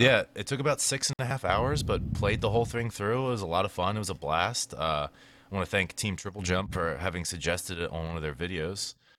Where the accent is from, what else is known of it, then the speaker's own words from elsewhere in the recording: Maryland, United States; I was from Maryland